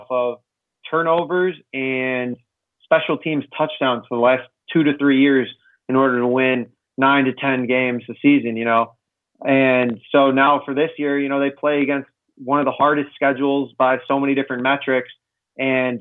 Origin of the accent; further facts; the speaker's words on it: Chicago, Illinois, United States; I'm from Chicago